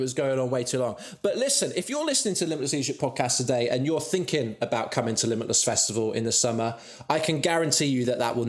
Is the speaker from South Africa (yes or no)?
no; Devon, South West England, United Kingdom; And now I'm from Devon.